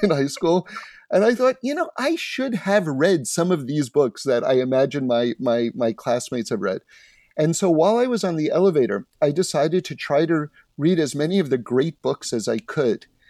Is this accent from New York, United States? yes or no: yes; New York City, New York, United States; now in Los Angeles, United States; I grew up in New York City, uh, on seventy-ninth Street on Broadway